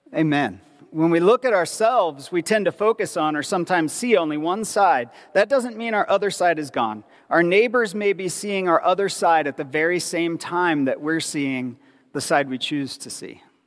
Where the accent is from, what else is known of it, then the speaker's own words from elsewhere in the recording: Ohio, United States; I grew up in Ohio, which is the middle of nowhere